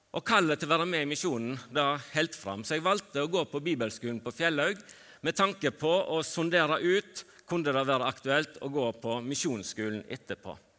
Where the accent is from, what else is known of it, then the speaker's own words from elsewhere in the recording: Fitjar, Vestland, Norway; Jeg vokste opp på Fitjar på Stord